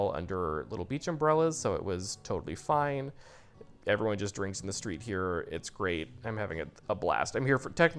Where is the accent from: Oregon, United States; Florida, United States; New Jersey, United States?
Oregon, United States; Portland, Oregon, my home state, my beloved home.